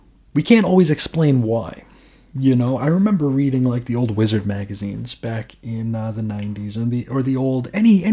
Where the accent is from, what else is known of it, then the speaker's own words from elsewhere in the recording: United States; as an American